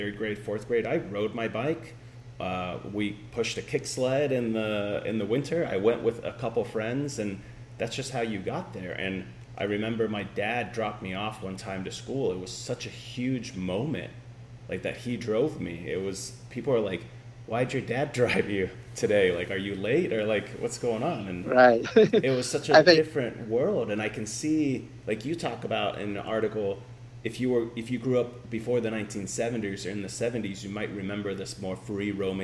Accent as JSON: {"language": "English", "country": "Finland", "tie": "born or raised there", "moved": "yes", "said": "I grew up in Finland"}